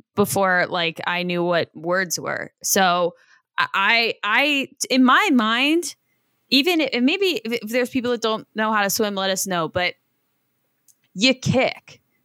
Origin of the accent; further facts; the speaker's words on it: Ohio, United States; I grew up in Ohio